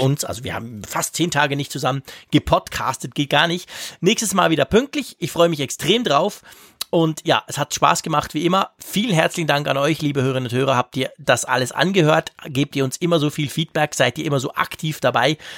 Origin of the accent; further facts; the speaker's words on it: Switzerland; bei uns in der Schweiz